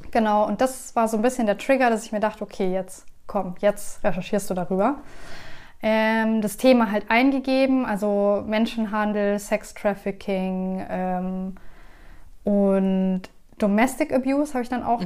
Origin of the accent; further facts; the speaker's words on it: Germany; ich bin hier geboren